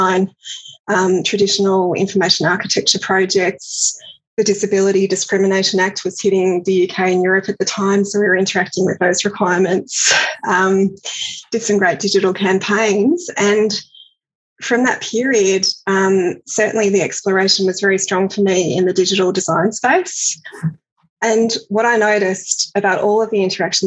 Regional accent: Australia; also born or lived in Glasgow, United Kingdom / Edinburgh, United Kingdom; understand myself as an Australian from afar

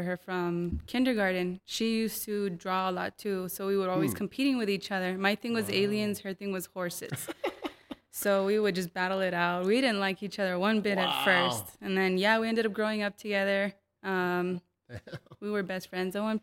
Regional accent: El Paso, Texas, United States; I grew up on the east side. I grew up in the Lower Valley

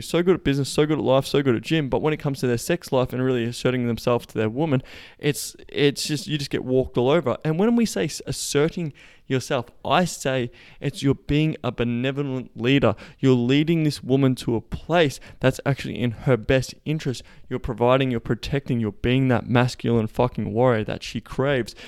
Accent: Melbourne, Victoria, Australia; moved away; we will be in Melbourne, my hometown

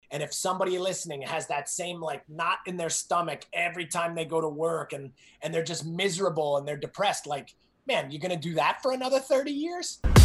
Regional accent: New Jersey, United States; moved away as an adult; I grew up in New Jersey, outside of uh, New York City

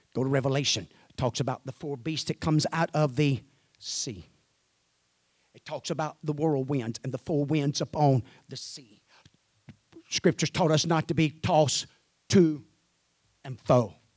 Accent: Mississippi, United States; I'm from Mississippi.

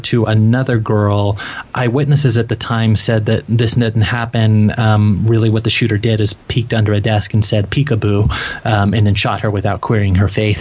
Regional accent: Little Rock, Arkansas, United States; I grew up in Little Rock, Arkansas, and I'm 34 years old

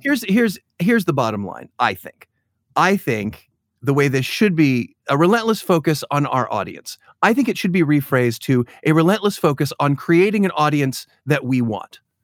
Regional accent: Chicago, Illinois, United States; being a Chicagoan, I've, I've grown up in the Shed Aquarium

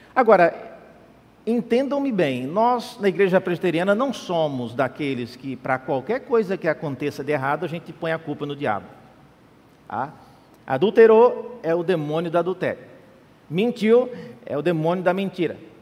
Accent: Central-West, Brazil; now in São Paulo, Brazil; Eu sou de outra região, eu vim de, do Centro-Oeste

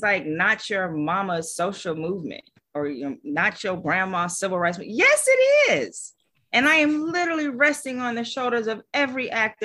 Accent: Los Angeles, California, United States; I grew up in Los Angeles

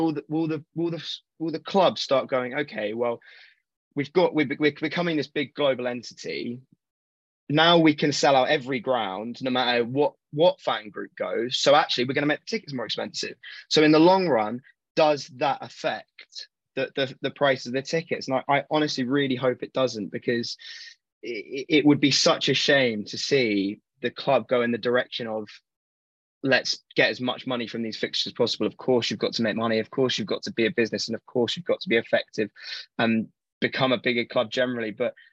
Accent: South of England, United Kingdom; moved away as an adult; also born or lived in Manchester; I'm from the South. You know, I've lived in Manchester for a few years, but I'm from the South. Wembley's a half an hour journey for me.

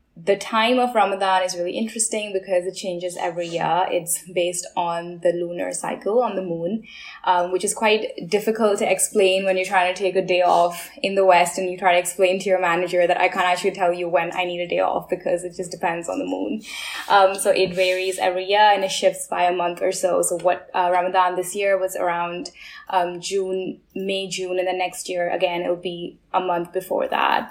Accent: United Arab Emirates; I am Indian. I'm a Muslim Indian woman, but I have primarily grown up living in the Middle East, in the United Arab Emirates

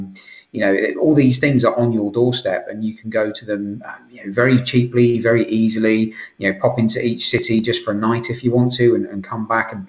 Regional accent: London, United Kingdom; moved away as an adult; now in Aberdeen, United Kingdom; as most of you can probably tell from my accent, I'm not from Scotland. I'm from London originally. And, you know, it was one thing that everybody said when I moved up, because I moved up to Aberdeen, which is in the very north of Scotland.

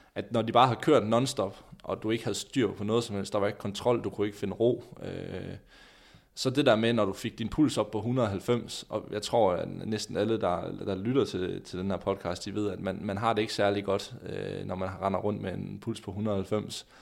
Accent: Skanderborg, Central Denmark Region, Denmark; hjemme i Skanderborg

